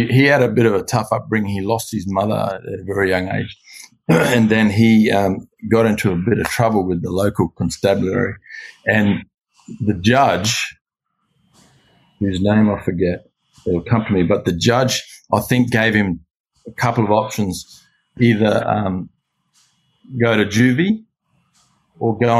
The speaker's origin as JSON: {"language": "English", "town": "Darwin", "region": "Northern Territory", "country": "Australia", "tie": "born or raised there", "also_born_or_lived": "Adelaide", "moved": "as an adult", "lives_now": "Beverly Hills, United States", "said": "I was born in Adelaide, but grew up in Darwin"}